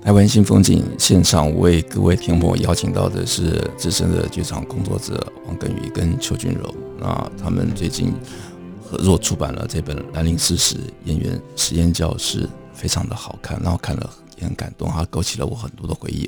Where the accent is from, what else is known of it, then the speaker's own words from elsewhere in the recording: Taipei, Taiwan; 其实我小时候住在剑潭